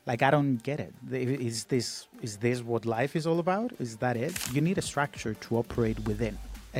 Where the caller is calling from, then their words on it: Cyprus; I come to you from Cyprus. It's a very small island in the Mediterranean.